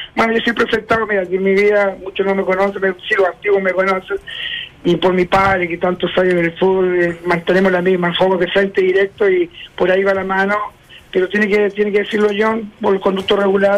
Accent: Chile; also born or lived in United States; en mi país

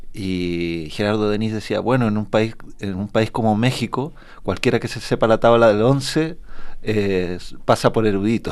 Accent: Temuco, Araucanía, Chile; nunca salí del, del, horroroso Temuco ni del habla de mi colegio

